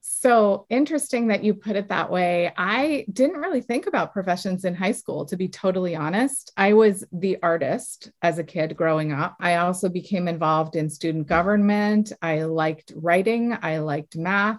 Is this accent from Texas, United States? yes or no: no; south of Boston, Massachusetts, United States; I grew up south of Boston. I'm from Massachusetts